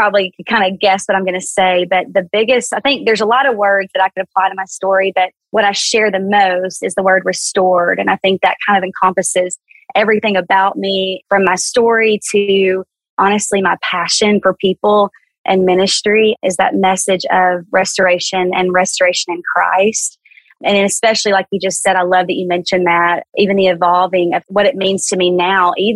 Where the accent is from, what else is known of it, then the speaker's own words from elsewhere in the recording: South Central, small town Arkansas, United States; accent: Southern; moved away as an adult; also born or lived in Dallas, Texas; I was born and raised in small town Arkansas, kind of South Central, you know, little town of 18,000 people.